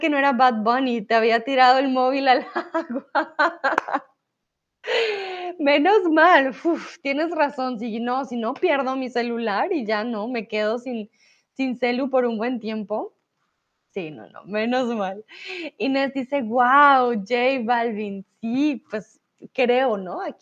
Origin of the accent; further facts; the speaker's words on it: Colombia; para aquellos que no saben, soy de Colombia, entonces estuve allí para Navidad